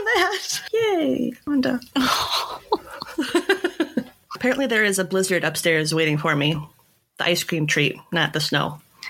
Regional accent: Minnesota, United States; we're Minnesotan.

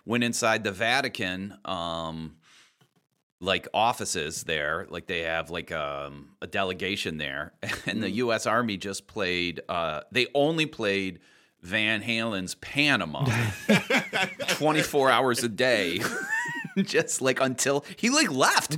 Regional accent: Ireland; as an Irish person

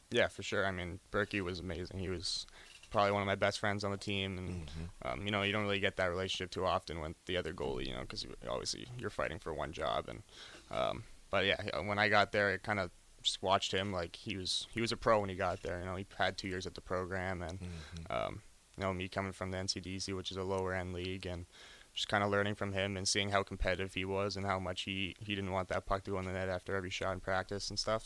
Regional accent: Ottawa, Ontario, Canada; now in Lincoln, United States; I'm from Orleans, Ontario.

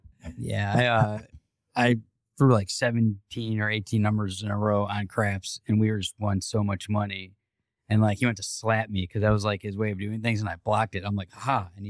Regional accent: Cleveland, Ohio, United States; now in Florida, United States; I'm from Cleveland where the potholes are like Grand Canyon.

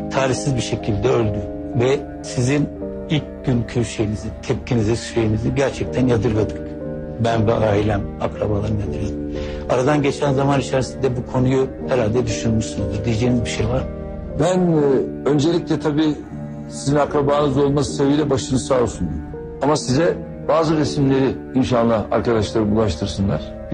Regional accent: Hopa, Artvin, Turkey; Ben Opalıyım

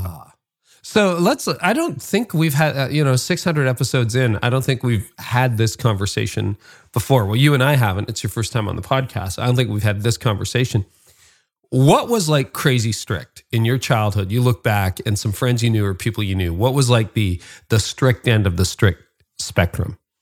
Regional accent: Canada; as a Canadian

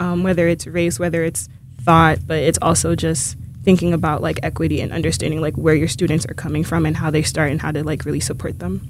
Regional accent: Haiti; moved away; I'm originally from Haiti

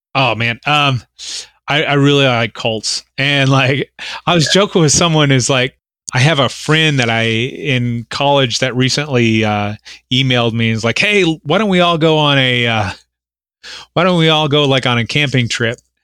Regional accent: Oklahoma, United States; I'm from Oklahoma

